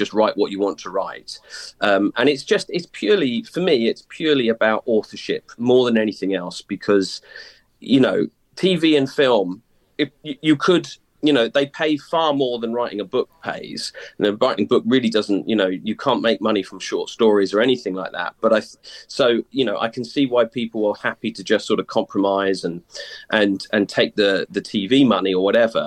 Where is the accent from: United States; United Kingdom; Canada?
United Kingdom; Whitstable, South East England; the Whitstable I grew up